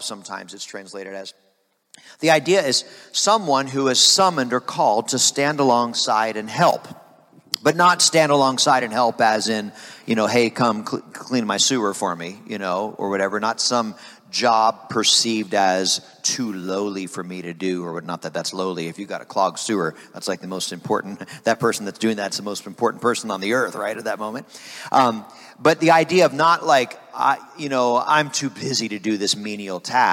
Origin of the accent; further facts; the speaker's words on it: Harrisburg, Pennsylvania, United States; I was raised in Harrisburg First Assembly of God in Pennsylvania